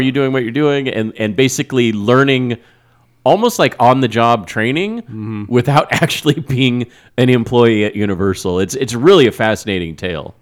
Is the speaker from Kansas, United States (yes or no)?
yes; Wichita, Kansas, United States; where I grew up in Wichita